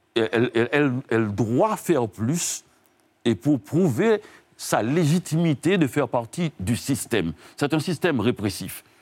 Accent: Haiti; je viens d'Haïti

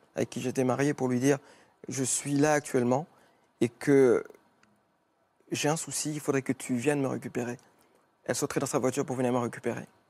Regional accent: Mauritius; moved away; je suis mauricien, d'origine mauricienne

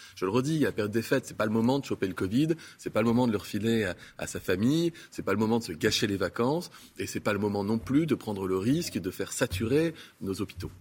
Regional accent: France; je suis français

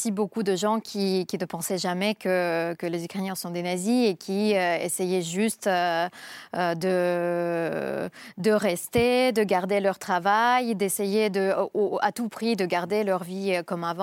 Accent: Saint Petersburg, Russia; now in Moscow, Russia; Je suis de Saint-Pétersbourg, mais ça fait longtemps que je vis à Moscou.

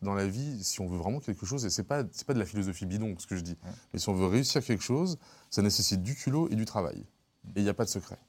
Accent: Lyon, Auvergne-Rhône-Alpes, France; j'ai grandi à la Croix-Rousse

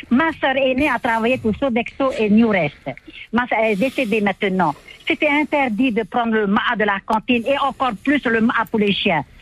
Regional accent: Papara, Tahiti, French Polynesia; on a grandi ensemble à Papara et on est enfant de papara.

